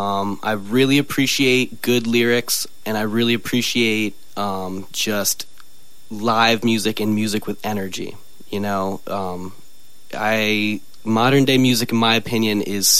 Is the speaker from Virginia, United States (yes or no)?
yes; Virginia Beach, Virginia, United States; moved away as an adult; now in Ketchikan, United States; I grew up in Virginia Beach, Virginia, on the East Coast